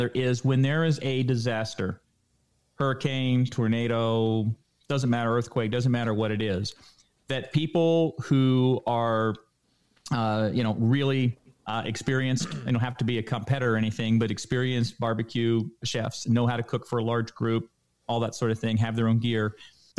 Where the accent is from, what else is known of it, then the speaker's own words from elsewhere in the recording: Florida, United States; moved away; I grew up in Florida